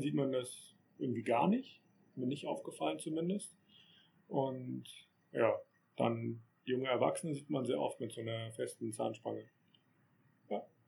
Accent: Germany; dass man ja aus Deutschland kommt

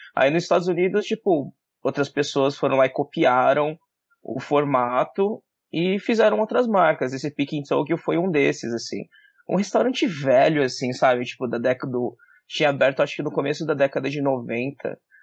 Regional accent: Jacareí, São Paulo, Brazil; moved away as an adult; also born or lived in United States; eu sou de Jacareí, sou do interior de São Paulo

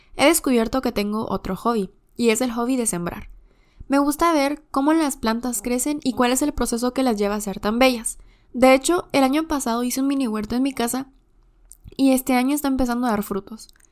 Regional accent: Quetzaltenango, Guatemala; soy de Quetzaltenango

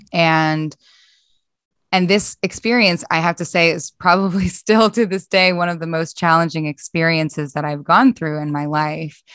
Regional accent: Philadelphia, Pennsylvania, United States; moved away; also born or lived in Boston; so I'm originally from Philadelphia in the States

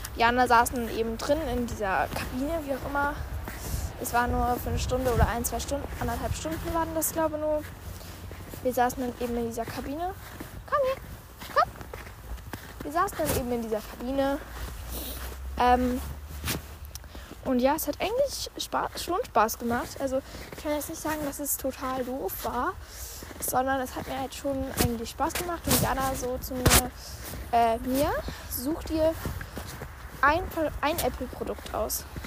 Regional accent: Immenhausen, Hesse, Germany; nach Immenhausen kommen, also in meine Heimat

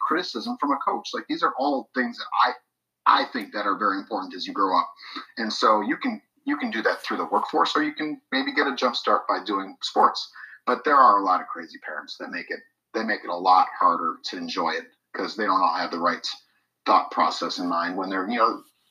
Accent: Wisconsin, United States; we're from Wisconsin

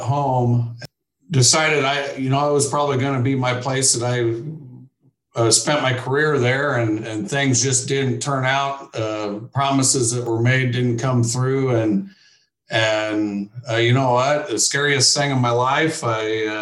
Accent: Keokuk, Iowa, United States; moved away as an adult; now in Ames, United States; I grew up down in Southeast Iowa, and my dad ran a construction company

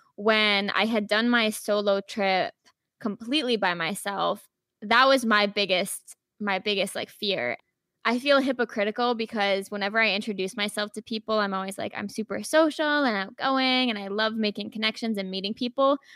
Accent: Rhode Island, United States; moved away as an adult; now in Chicago, United States; I'm originally from Rhode Island

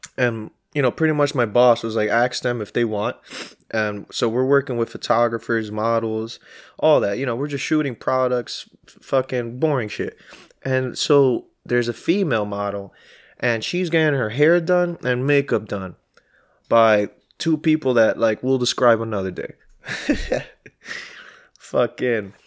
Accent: New York City, New York, United States; I'm from Queens, East Elmhurst

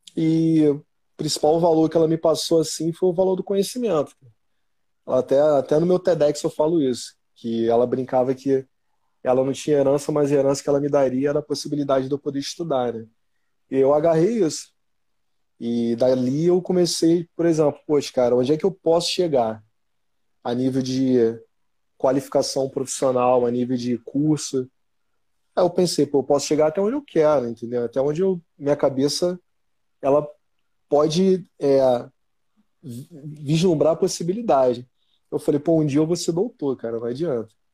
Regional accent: Rio de Janeiro, Brazil; eu sou daqui da, da Zona Norte do Rio, né, cara? Eu sou do jeito de Dentro, nasci no jeito de Dentro.

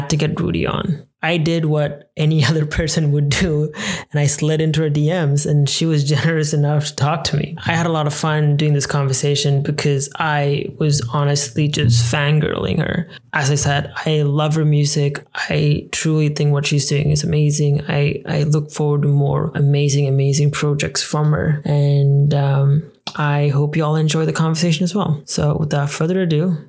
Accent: Kochi, Kerala, India; now in Canada; I'm from Kerala originally

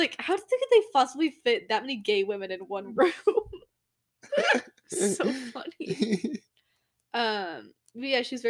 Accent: Indianapolis, Indiana, United States; moved away; in Indianapolis, where I am from. Your hometown. My hometown, Indianapolis.

